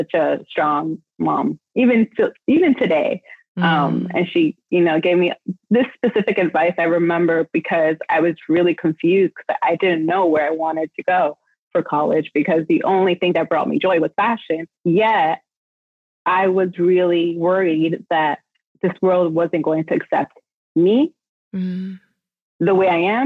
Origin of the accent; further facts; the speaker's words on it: New York City, New York, United States; I was born and raised in New York City